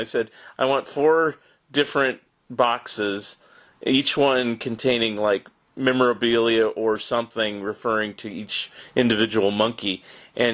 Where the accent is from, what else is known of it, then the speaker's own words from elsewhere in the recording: California, United States; now in Oregon, United States; Here I'm a Californian. I live in Oregon now